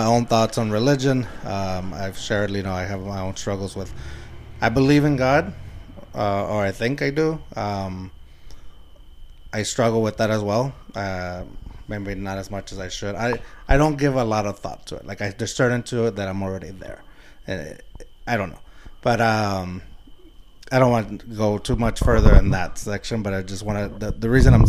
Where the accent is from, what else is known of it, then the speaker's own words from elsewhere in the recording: San Antonio, Texas, United States; I'm from the West Side. I live in the West Side at Puro Pinche West